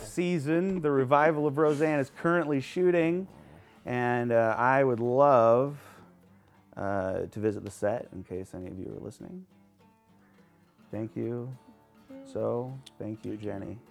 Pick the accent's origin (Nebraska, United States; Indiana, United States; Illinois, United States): Nebraska, United States; I'm from Nebraska